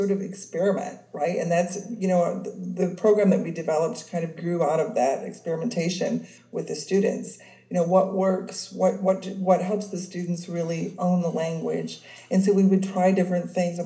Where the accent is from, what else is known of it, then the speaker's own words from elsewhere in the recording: Michigan, United States; also born or lived in Switzerland; I grew up in Michigan, and I actually spent my senior year in Switzerland